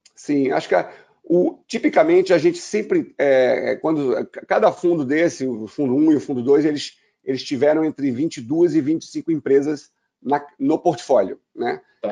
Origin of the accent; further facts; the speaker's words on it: Brazil; Eu sou, sou, brasileiro